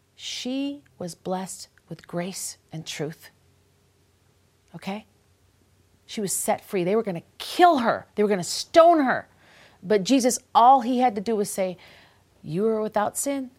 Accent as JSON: {"language": "English", "town": "Minneapolis", "region": "Minnesota", "country": "United States", "said": "I come from Minneapolis"}